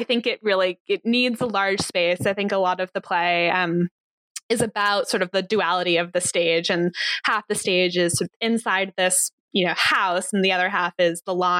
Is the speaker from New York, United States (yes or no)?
yes; New York City, New York, United States; also born or lived in Chicago; No, I grew up in New York City.